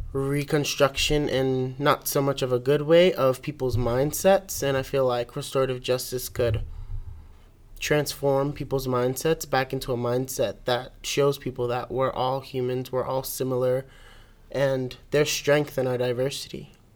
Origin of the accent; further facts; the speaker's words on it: New York City, New York, United States; I'm from Brooklyn, New York.